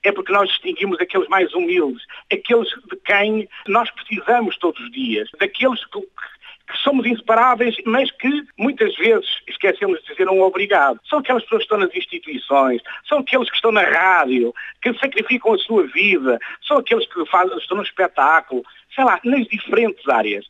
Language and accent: Portuguese; Vila Nova de Gaia, Norte, Portugal; moved away as an adult; now in Ribeira Grande, Portugal; eu não sou açoriano, sou de Vila Nova de Gaia, embora esteja a viver aqui na Ribeira Grande há quase 5 anos